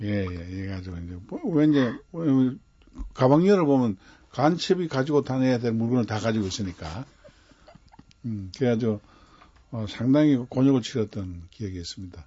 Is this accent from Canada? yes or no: no; Cheongsong, North Gyeongsang, South Korea; 제가 태어난 곳이요. 월전입니다.